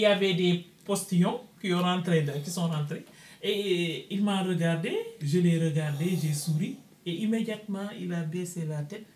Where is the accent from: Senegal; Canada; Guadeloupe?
Senegal; moved away as an adult; now in Paris, France; je suis du Sénégal